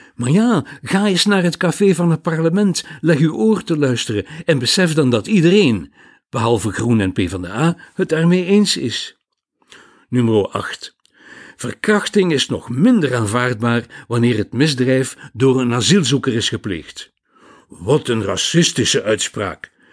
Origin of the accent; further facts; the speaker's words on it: Flanders, Belgium; Bij ons in Vlaanderen